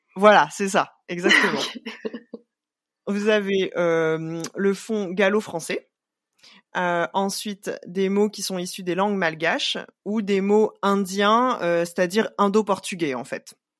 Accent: Réunion; en tant que Réunionnais

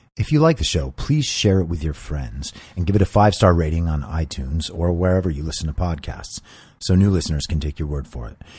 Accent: New York, United States; when I was growing up in New York

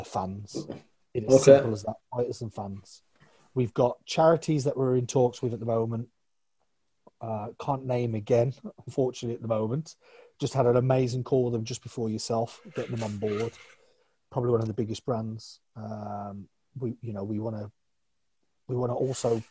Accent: United Kingdom; I'm British.

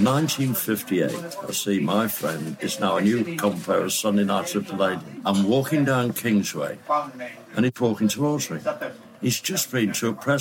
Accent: Leeds, Yorkshire and the Humber, United Kingdom; moved away; I went up to Leeds, my hometown

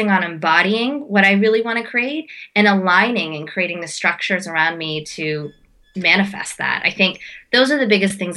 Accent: India; I'm as an Indian as I'm a Bollywood dancer and I do a lot of Indian dancing.

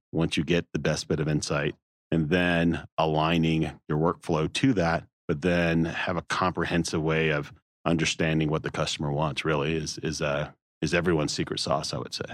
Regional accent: the South, United States; growing up in the South

